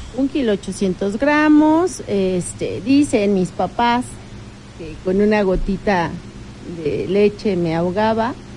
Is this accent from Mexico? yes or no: yes; Tecamachalco, Puebla, Mexico; Ya los dos, los dos crecimos en Tecamachalco